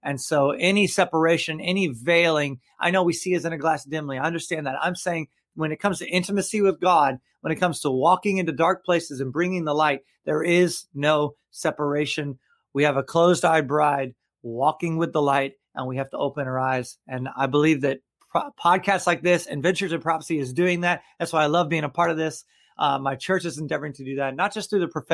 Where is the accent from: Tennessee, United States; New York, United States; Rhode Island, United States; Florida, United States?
Florida, United States; Tampa; here in town in Tampa, Florida, my hometown, I love it. I'm third generation Tampa native.